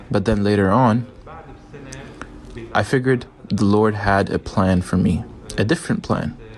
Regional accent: Syria; moved away as an adult; now in Lebanon; originally from Syria and from an Orthodox church where I spent my childhood and youth

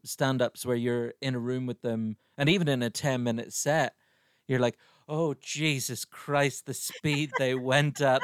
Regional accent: Ireland; growing up in Ireland

